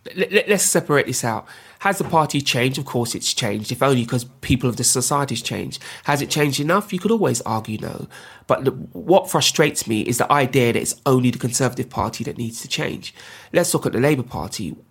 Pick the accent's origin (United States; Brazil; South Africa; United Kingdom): United Kingdom; London; I'm a Londoner, I was born and raised here.